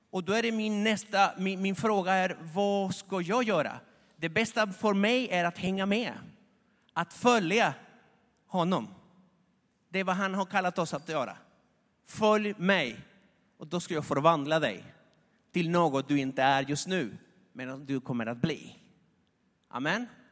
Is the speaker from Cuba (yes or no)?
no; Argentina; moved away; i Argentina, där jag kommer ifrån